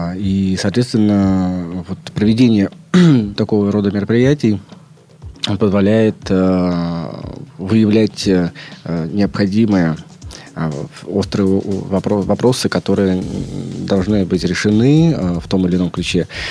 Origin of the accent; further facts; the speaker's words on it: Leningrad Oblast, Russia; moved away as an adult; also born or lived in Moscow / Estonia / France; Я родился э, в Ленинградской области, но большую часть своей трудовой деятельности провел в Москве